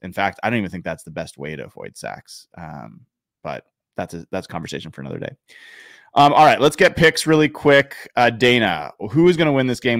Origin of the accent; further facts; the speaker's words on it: Oregon, United States; I grew up in Oregon